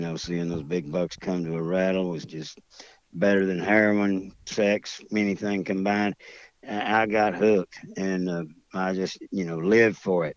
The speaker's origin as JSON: {"language": "English", "town": "Fort Worth", "region": "Texas", "country": "United States", "also_born_or_lived": "Kingsville, Texas", "said": "I'm from Fort Worth, Texas, and when I was 19 years old, got a job offer in deep South Texas in Kingsville."}